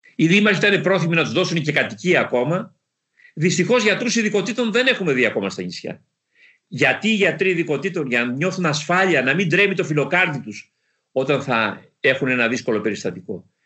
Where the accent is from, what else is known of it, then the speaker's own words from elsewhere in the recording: Kalamata, Peloponnese, Greece; moved away as an adult; Στην πατρίδα μου, στη Μεσσηνία